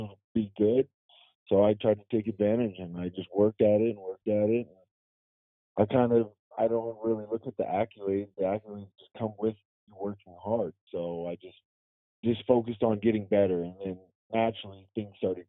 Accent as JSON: {"language": "English", "town": "Vancouver", "region": "British Columbia", "country": "Canada", "tie": "born or raised there", "also_born_or_lived": "Louisiana, United States", "said": "I'm from Canada, I'm from Vancouver, and also Louisiana"}